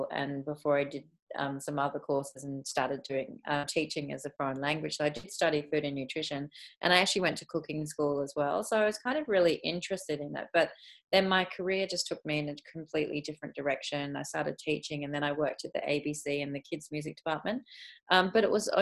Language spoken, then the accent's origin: English; England, United Kingdom; moved away; I was actually born in England, so I'm English